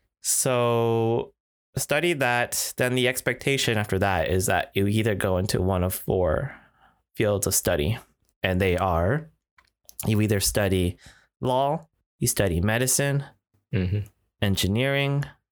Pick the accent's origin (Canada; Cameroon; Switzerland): Canada; Toronto, Ontario; I think my golden path was just like any other typical Asian Canadian growing up in Toronto.